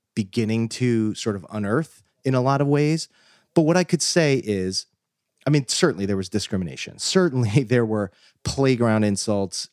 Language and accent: English; New Jersey, United States; I was raised, um, here in New Jersey